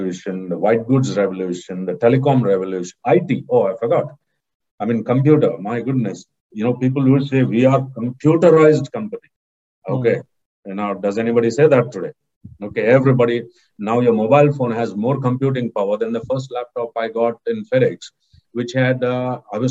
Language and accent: English; Mangalore, Karnataka, India; Mangalore, my hometown